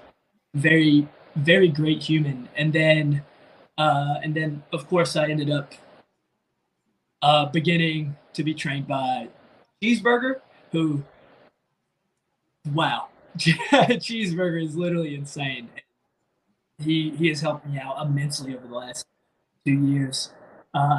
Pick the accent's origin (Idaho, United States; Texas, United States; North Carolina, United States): North Carolina, United States; moved away as an adult; also born or lived in Philadelphia, Pennsylvania; now in Pennsylvania, United States; I'm from North Carolina.